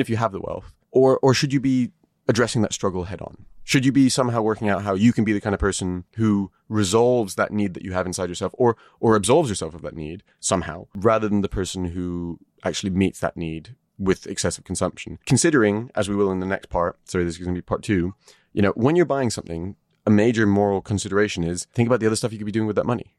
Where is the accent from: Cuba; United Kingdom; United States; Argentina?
United Kingdom